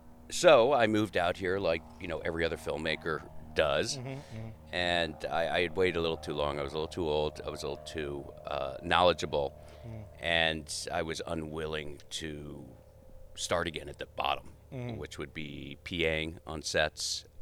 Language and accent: English; D.C., District of Columbia, United States; moved away as an adult; also born or lived in Boston / New York; now in Los Angeles, United States; I grew up outside Washington, D.C.